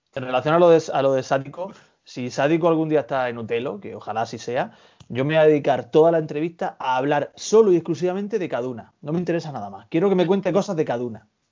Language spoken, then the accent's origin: Spanish; Almería, Andalusia, Spain; somos almerienses